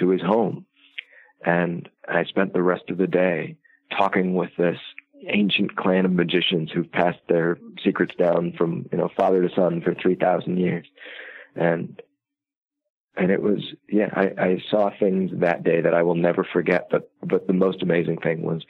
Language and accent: English; Iowa, United States; I grew up in Iowa